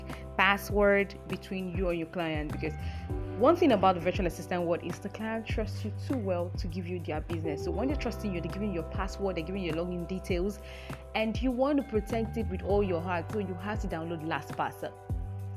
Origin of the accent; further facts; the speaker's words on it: Nigeria; I'm a Nigerian